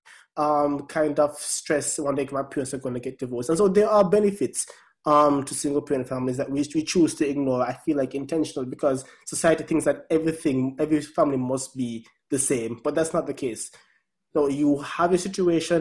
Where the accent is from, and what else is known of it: Jamaica; now in United States